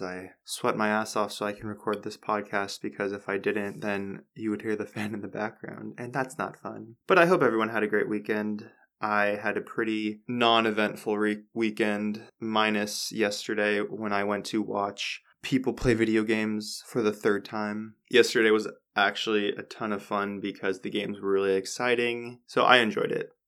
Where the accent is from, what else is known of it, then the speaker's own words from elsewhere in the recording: United States; I'm American.